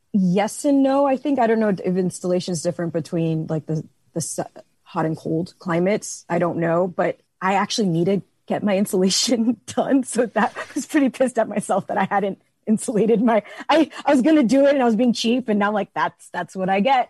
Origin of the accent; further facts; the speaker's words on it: Miami, Florida, United States; now in Dallas, United States; I'm from Miami, Florida